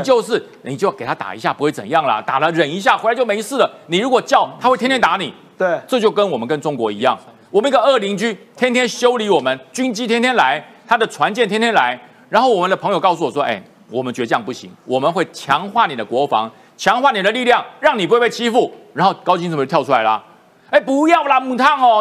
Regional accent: Taiwan; 我还是大概是第二代，我，我的家人从中国过来，然后我落地生根，我都认为我是台湾人了

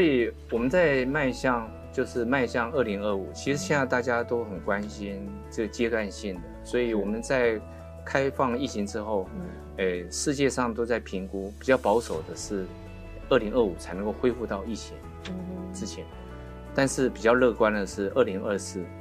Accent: Taiwan; 我们台湾人比较喜欢急行

